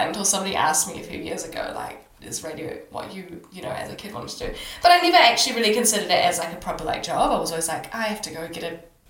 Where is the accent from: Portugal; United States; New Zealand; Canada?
New Zealand; Auckland; moved away; We're all Kiwis from Auckland.